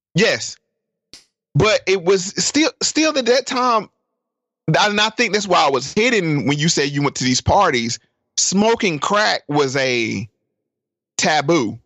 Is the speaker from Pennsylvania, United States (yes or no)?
no; North Carolina, United States; I'm from North Carolina. And my grandma lived in rural North Carolina.